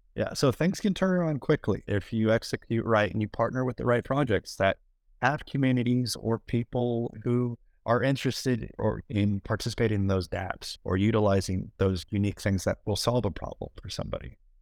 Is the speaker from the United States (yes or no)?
yes; United States; I'm an American